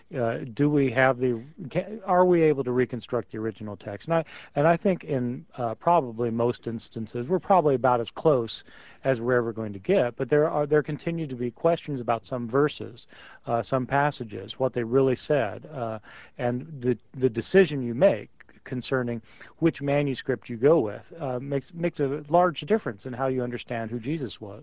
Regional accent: Kansas, United States; moved away; also born or lived in Chicago; I was actually originally from Kansas

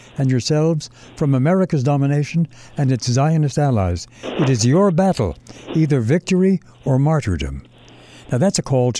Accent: New York City, New York, United States; I was a kid growing up in Brooklyn, in a neighborhood called Bensonhurst

